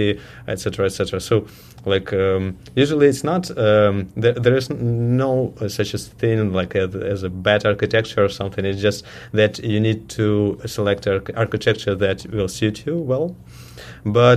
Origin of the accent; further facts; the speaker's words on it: Ukraine; also born or lived in Russia; now in Toronto, Canada; I'm originally from Ukraine, but I started my career as a developer in Russia. And 1 year ago, I moved to Toronto, Canada